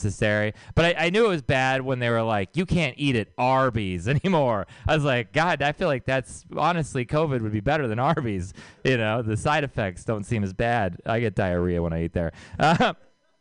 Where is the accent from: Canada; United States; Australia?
United States; Texas; I'm from Texas